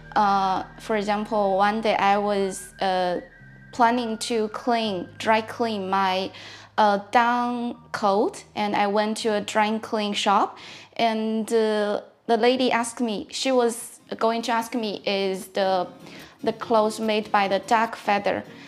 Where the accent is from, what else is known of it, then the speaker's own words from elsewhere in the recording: China; English is a second language; moved away as an adult; also born or lived in Lisbon, Portugal; now in Braga, Portugal; I came from China. I've been living in Braga for more than one year.